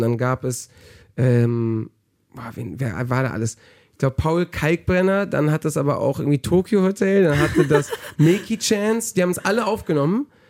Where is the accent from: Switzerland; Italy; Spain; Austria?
Spain; Palma, Balearic Islands; now in Germany; ich bin im Urlaubsort aufgewachsen